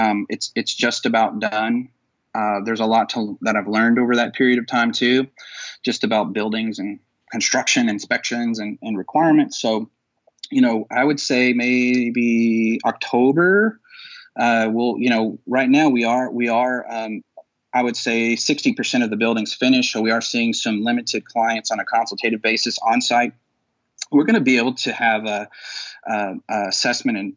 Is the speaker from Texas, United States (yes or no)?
yes; Texas, United States; moved away as an adult; also born or lived in Dallas / Fort Worth / San Antonio / Austin; now in Louisville, United States; I'm from Texas, you know, and I lived in Dallas. I lived in Fort Worth, San Antonio, Austin